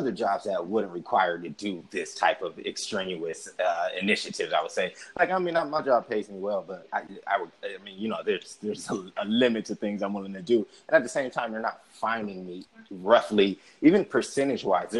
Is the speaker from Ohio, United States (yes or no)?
yes; Akron, Ohio, United States; also born or lived in New York; I'm from Akron